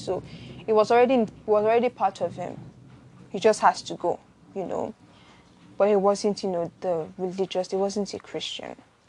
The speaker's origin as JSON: {"language": "English", "town": "Benin City", "region": "Edo", "country": "Nigeria", "tie": "born or raised there", "also_born_or_lived": "Lagos", "said": "my siblings and I grew to love the Catholic Church because I grew up in Benin before we moved to Lagos."}